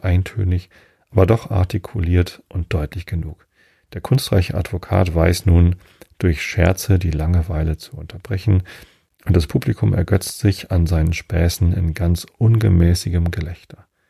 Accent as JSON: {"language": "German", "town": "Wistedt", "country": "Germany", "tie": "born or raised there", "lives_now": "Karkensdorf, Germany", "said": "Ich habe ja meine Jugend in Wistedt verbracht. Das ist zwei Dörfer weiter"}